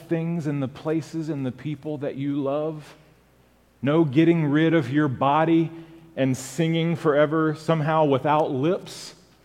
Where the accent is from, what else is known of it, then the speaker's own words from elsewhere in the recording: Japan; moved away; Growing up in Japan